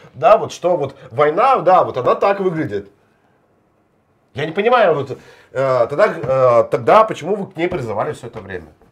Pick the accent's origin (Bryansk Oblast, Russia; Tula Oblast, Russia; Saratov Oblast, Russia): Bryansk Oblast, Russia; Klintsy; мой родной город